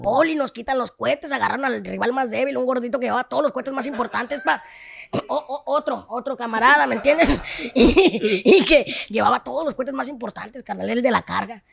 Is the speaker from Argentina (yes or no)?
no; Tabasco, Zacatecas, Mexico; yo soy de Tabasco, Zacatecas, hijo Cuando gusten le tienen su casa, es un pueblito